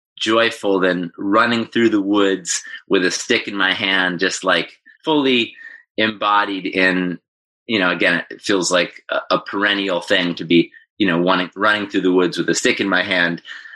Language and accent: English; Ithaca, New York, United States; that was kind of pretty much where I grew up from 2 to 18, was in the same house, sort of in the country outside of Ithaca, New York.